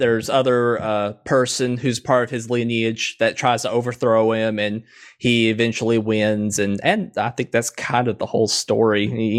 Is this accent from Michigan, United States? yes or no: no; Tennessee, United States; I'm from good old Tennessee, the southeastern portion. You know, we love our gun rights. We love our women.